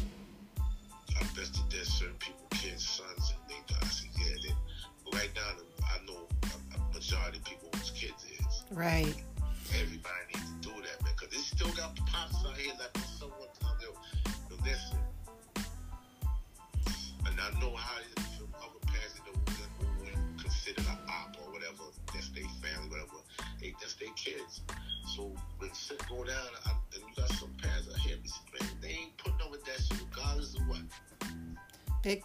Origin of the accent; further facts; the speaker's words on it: New York City, New York, United States; also born or lived in Rutland Plaza; I was raised around here in Crown Heights